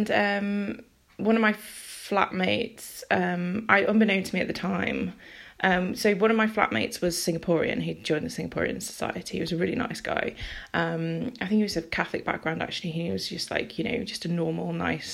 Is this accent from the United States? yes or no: no; near Liverpool, North West England, United Kingdom; I'm from near Liverpool.